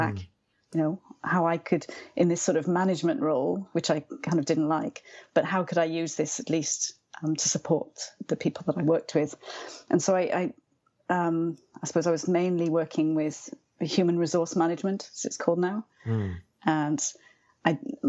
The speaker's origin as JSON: {"language": "English", "region": "Wales", "country": "United Kingdom", "moved": "as an adult", "said": "I'm from Wales. So everyone learns Welsh from an early age."}